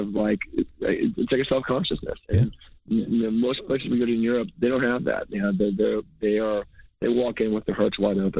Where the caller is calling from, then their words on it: New York, United States; I'm calling you from New York right now.